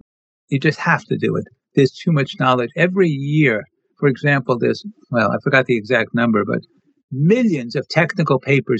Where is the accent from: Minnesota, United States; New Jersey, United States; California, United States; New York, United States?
New York, United States; New York City; growing up in Brooklyn, New York